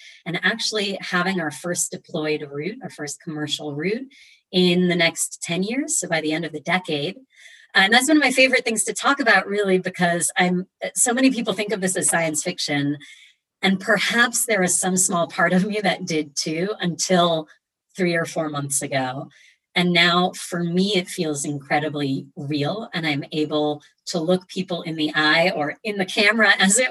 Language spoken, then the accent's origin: English; Boston, Massachusetts, United States; I was raised in Boston by Romanian engineers